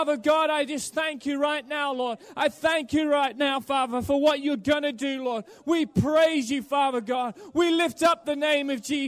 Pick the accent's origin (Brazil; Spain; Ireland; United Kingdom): United Kingdom; Norwich, East of England; born there; I was born in England with Phil in the same church in a place called Norwich. And I went over to Australia to study